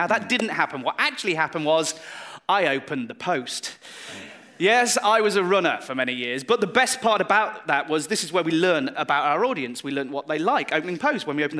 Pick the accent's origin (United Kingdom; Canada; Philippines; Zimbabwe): United Kingdom; Sheffield, Yorkshire and the Humber; my hometown of Sheffield!